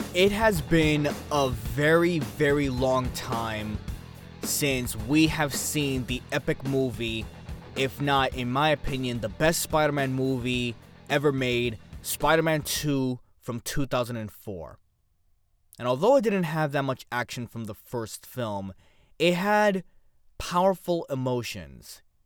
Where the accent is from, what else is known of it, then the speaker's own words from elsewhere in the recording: New York City, New York, United States; I'm from the Bronx